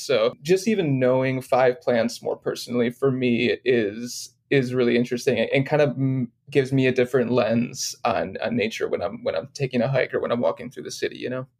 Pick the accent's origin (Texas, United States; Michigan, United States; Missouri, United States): Michigan, United States; Detroit; moved away as an adult; also born or lived in Los Angeles, United States; moved back to where my hometown is of Detroit